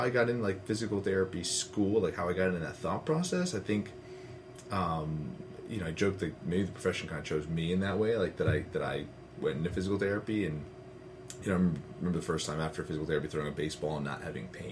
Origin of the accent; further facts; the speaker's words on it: Westchester, New York, United States; I grew up in Westchester, New York, which in a small town Tona